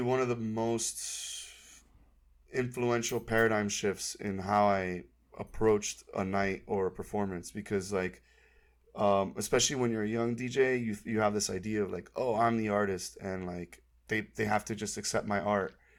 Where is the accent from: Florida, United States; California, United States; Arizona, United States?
Florida, United States; Miami; moved away; also born or lived in Tallahassee, Florida; I am from Miami, Florida. I grew up in Kendall, which is a suburb out west